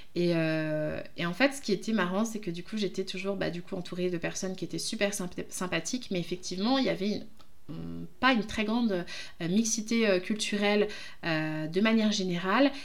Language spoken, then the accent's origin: French; France; je suis d'origine du Congo, mais je suis française